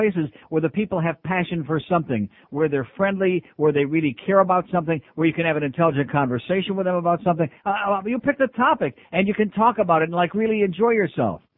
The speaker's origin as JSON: {"language": "English", "town": "Rochester", "region": "New York", "country": "United States", "moved": "yes"}